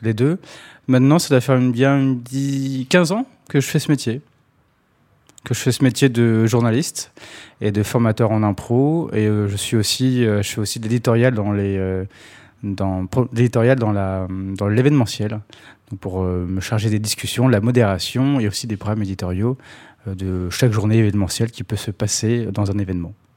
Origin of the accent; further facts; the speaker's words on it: Sarcelles, Île-de-France, France; je viens de Sarcelles, à la base.